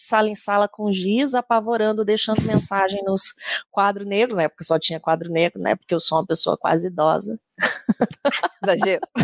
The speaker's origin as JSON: {"language": "Portuguese", "town": "Campo Grande", "region": "Mato Grosso do Sul", "country": "Brazil", "tie": "born or raised there", "said": "Eu sou sul-mato-grossense, sou de Campo Grande"}